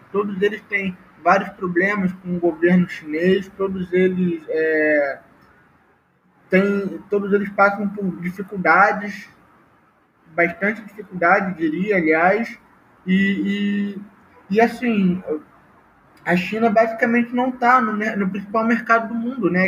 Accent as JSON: {"language": "Portuguese", "country": "Brazil", "said": "nós, enquanto brasileiro hoje"}